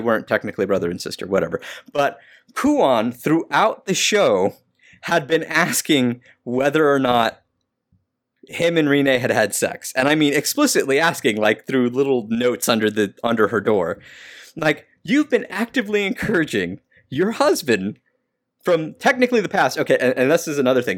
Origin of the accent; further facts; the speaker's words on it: California, United States; I'm from California